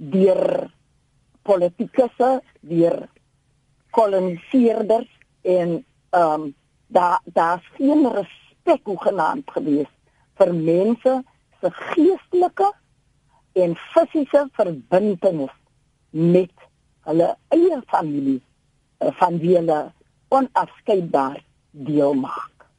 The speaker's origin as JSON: {"language": "Afrikaans", "country": "South Africa", "said": "ons as inheemse Suid-Afrikaners"}